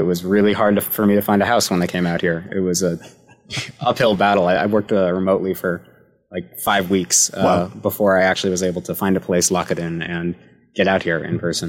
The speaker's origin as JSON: {"language": "English", "region": "Wisconsin", "country": "United States", "also_born_or_lived": "Indiana", "moved": "yes", "lives_now": "San Luis Obispo, United States", "said": "I'm from the Midwest originally. I'm from the state of Wisconsin, and then I went to school in Indiana."}